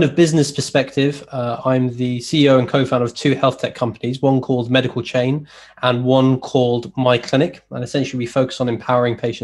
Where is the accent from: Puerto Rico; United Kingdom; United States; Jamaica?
United Kingdom; Leeds, Yorkshire and the Humber; I'm from Leeds